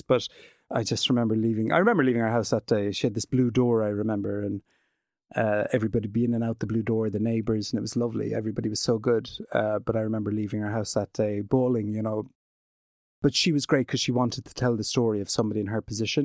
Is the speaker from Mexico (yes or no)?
no; Glenbeigh, Munster, Ireland; also born or lived in Western Australia / United Kingdom; I'm from Glenbeigh in County Kerry.